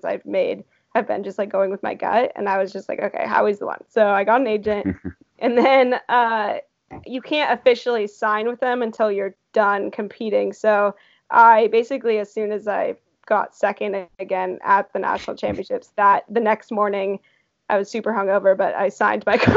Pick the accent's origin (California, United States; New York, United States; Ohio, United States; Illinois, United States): California, United States; I'm from California originally